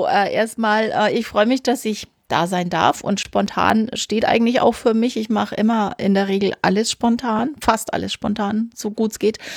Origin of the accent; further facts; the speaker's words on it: Nuremberg, Bavaria, Germany; ich bin äh, aus Franken.